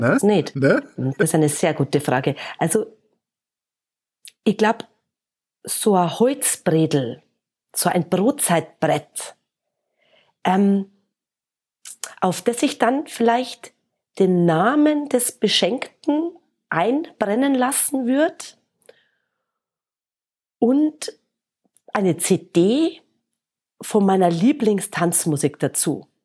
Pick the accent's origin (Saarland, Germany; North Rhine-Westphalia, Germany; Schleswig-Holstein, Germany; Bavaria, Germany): Bavaria, Germany; Munich; Aber nein, München, weil München ist meine Heimatstadt. Also Minga ist jetzt insgesamt nicht so schön an allen Ecken und Enden.